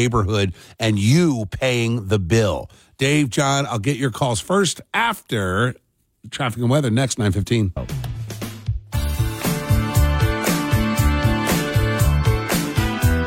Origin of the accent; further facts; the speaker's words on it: New Jersey, United States; growing up in South Jersey